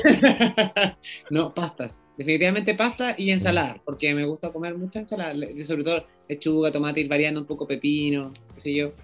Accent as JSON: {"language": "Spanish", "country": "Chile", "said": "los chilenos vamos"}